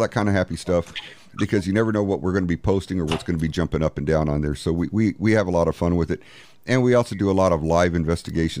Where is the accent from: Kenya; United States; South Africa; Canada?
United States; San Antonio, Texas; I'm from San Antonio.